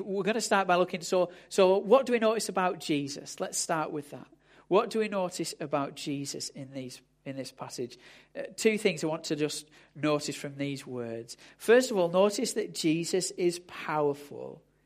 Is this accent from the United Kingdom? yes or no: yes; United Kingdom; we're, we're British